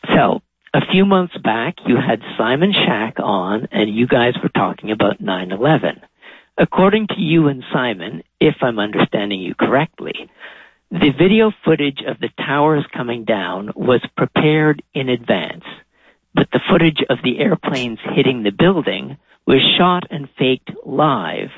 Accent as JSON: {"language": "English", "town": "Châteauguay", "region": "Quebec", "country": "Canada", "tie": "born or raised there", "also_born_or_lived": "Montreal", "moved": "as an adult", "lives_now": "Toronto, Canada", "said": "I was born in Montreal, but grew up outside in one of the suburbs, uh, okay. a place called Chateauguay"}